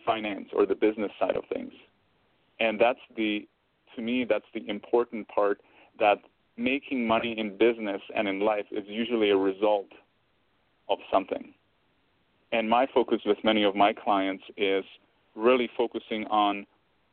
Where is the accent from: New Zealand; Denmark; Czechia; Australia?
Czechia; now in Canada; I grew up around the food, because I'm originally from Czech Republic and we ate different food there